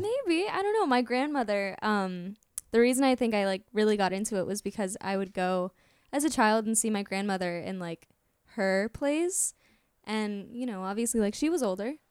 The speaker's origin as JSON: {"language": "English", "town": "Orlando", "region": "Florida", "country": "United States", "tie": "born or raised there", "said": "I am from Orlando"}